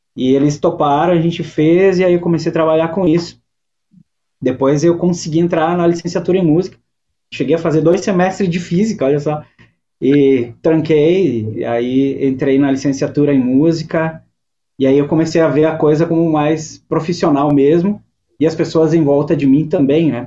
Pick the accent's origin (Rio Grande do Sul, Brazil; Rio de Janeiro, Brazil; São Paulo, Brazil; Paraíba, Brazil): Rio Grande do Sul, Brazil; Fagundes Varela; moved away as an adult; also born or lived in Guaporé / Porto Alegre; now in Viamão, Brazil; eu sou natural da Serra. Eu, eu nasci em Fagundes Varela, e, que é uma cidadezinha bem pequena, colonização italiana. Morei em Guaporé, e daí depois de adulto eu vim para Porto Alegre